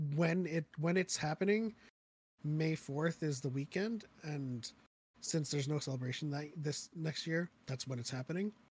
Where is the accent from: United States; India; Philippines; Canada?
Philippines; moved away; I was born in the Philippines